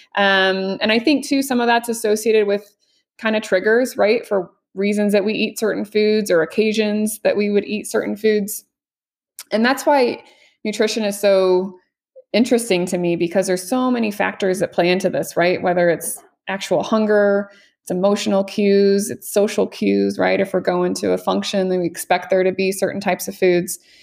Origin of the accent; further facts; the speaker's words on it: Missouri, United States; now in Las Vegas, United States; I'm from Mid-, Missouri originally